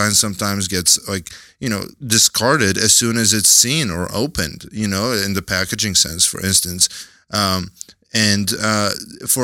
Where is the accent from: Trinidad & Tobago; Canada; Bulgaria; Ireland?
Bulgaria; also born or lived in Seattle, United States / San Francisco, United States; now in New York, United States; I'm originally from Bulgaria. I migrated to the United States in 97. Me and my mom moved to Seattle. I lived there through high school.